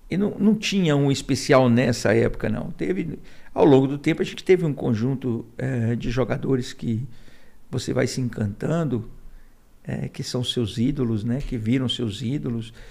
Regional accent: Fortaleza, Ceará, Brazil; moved away as an adult; also born or lived in Crato / Milagres; now in Brasília, Brazil; Eu nasci num hospital. É, e em seguida fomos para Milagres, mas eu com três anos fui para Fortaleza, fui criado lá. É, cheguei em Fortaleza em 1969.

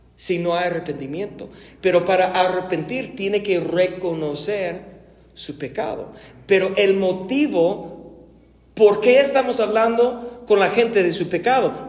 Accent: United States; Yo voy a hablar como gringo por un momento

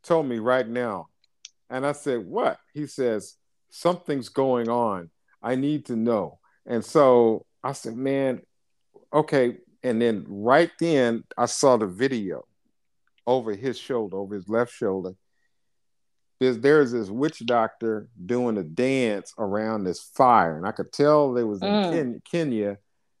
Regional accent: United States; I'm American

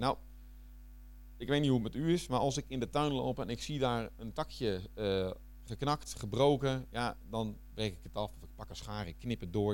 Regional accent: Netherlands; moved away as an adult; also born or lived in Flanders, Belgium; now in Belgium; ik blijf Hollander nog.

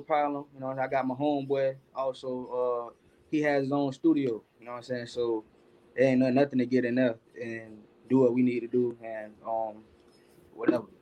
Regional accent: Florida, United States; I'm from Florida

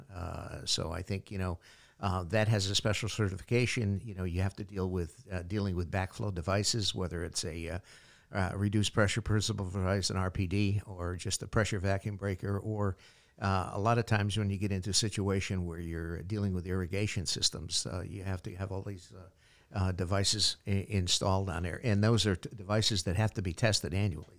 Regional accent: Portland, Connecticut, United States; the town of Portland, my hometown

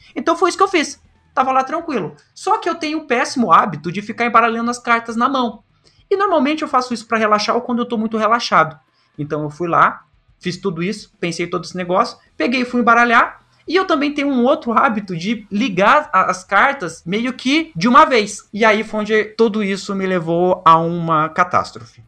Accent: Londrina, Paraná, Brazil; eu sou de Londrina

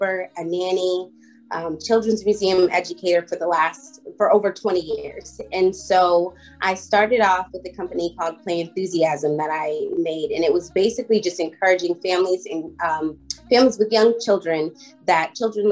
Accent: Boston, Massachusetts, United States; moved away as an adult; also born or lived in Los Angeles / Atlanta; I was born and raised in Boston

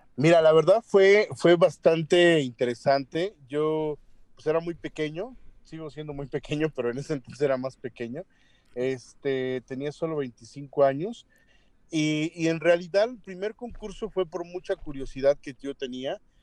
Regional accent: Mexico

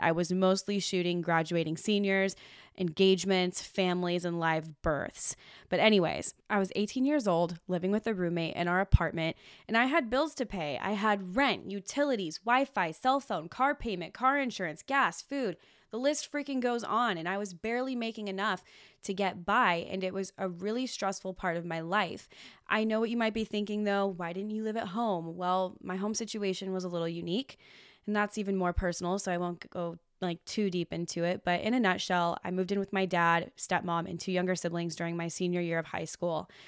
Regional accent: Washington, United States; moved away as an adult; also born or lived in Los Angeles; now in Oregon, United States; I was living in my hometown in Washington State

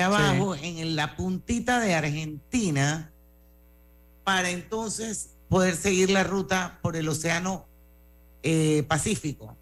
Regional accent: Panama; yo era la única panameña

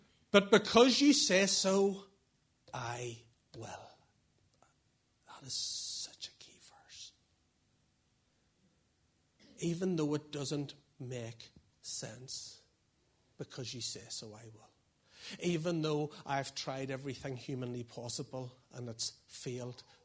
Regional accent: Portadown, Northern Ireland, United Kingdom; moved away as an adult; also born or lived in Lurgan / Dublin; now in Craigavon, United Kingdom; I was from Portadown

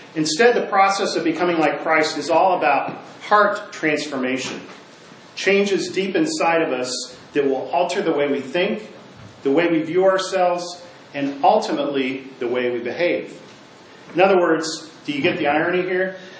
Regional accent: Midwest, United States; where I grew up in the Midwest

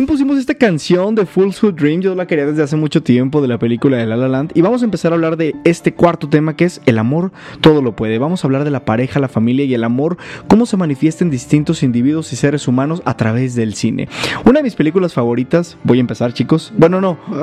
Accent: Mexico; identifica como mexicanos

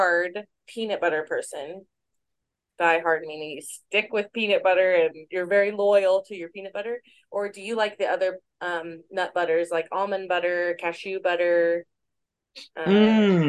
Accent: Midwest, United States; I'm from the Midwest

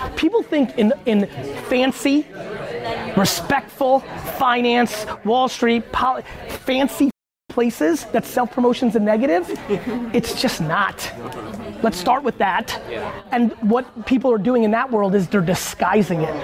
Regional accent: Edison, New Jersey, United States; I grew up in Edison, New Jersey, where all my best friends were Indian immigrants

